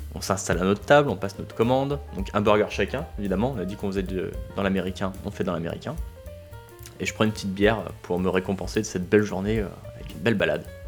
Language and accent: French; France; on est français